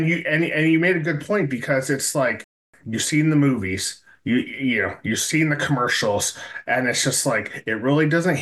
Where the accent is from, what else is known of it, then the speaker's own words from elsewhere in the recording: Binghamton, New York, United States; growing up in Binghamton, New York